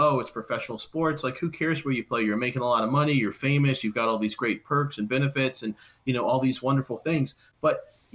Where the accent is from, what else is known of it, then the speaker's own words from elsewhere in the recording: United States; moved away; I'm from Washington originally